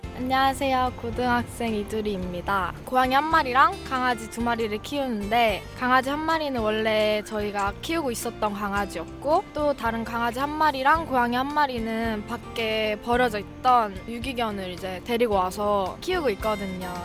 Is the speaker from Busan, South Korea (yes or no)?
no; Daejeon, South Korea; moved away as an adult; also born or lived in Seoul; now in Paju, South Korea; 저는 대전 출신인데요